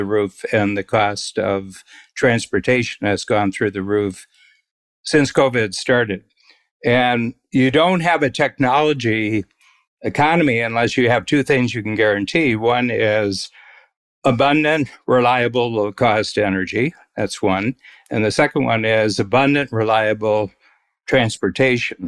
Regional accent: Ohio, United States; now in Canada; In my home state of Ohio

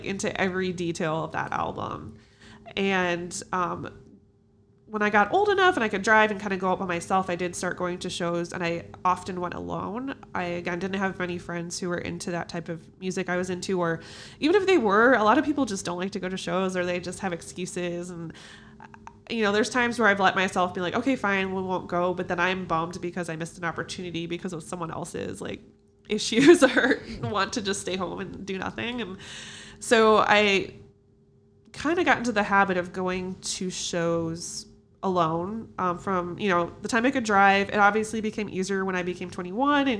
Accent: Chicago, Illinois, United States; I am from Chicago. I've always lived here

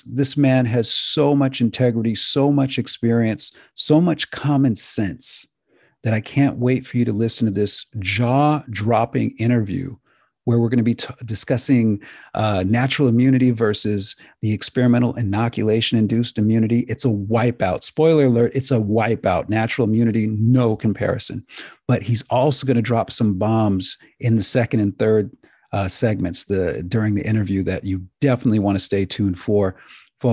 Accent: United States; I'm an American

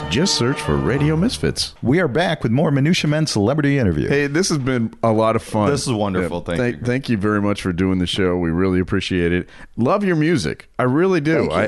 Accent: England, United Kingdom; I am from England.

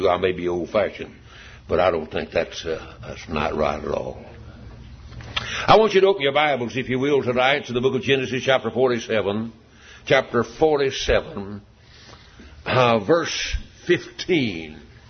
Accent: United States; I thank God I'm an American.

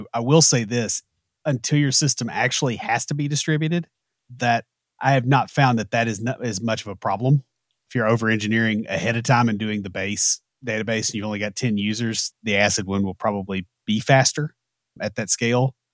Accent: the South, United States; We're from the South, so we've got enough odd pronunciations

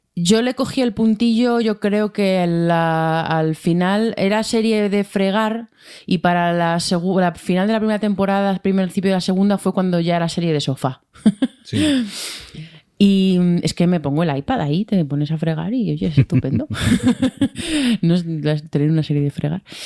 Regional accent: Madrid, Community of Madrid, Spain; yo como madrileña

